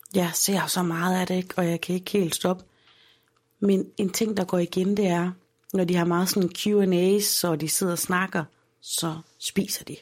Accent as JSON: {"language": "Danish", "town": "Aarhus", "region": "Central Denmark Region", "country": "Denmark", "said": "i Holme, hvor jeg kommer fra, der har vi stadigvæk Bixen"}